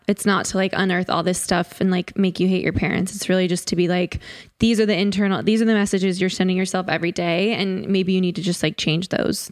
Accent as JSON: {"language": "English", "region": "Connecticut", "country": "United States", "tie": "born or raised there", "said": "I grew up in Connecticut"}